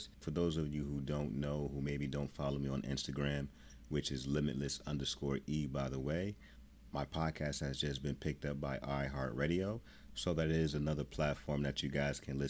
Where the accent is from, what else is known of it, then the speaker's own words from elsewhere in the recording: New Jersey, United States; I'm not from Chicago. I'm from New Jersey